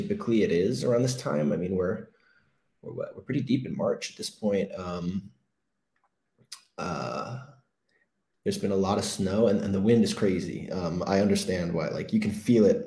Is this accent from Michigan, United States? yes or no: no; Maryland, United States; moved away as an adult; now in Iceland; I'm from Maryland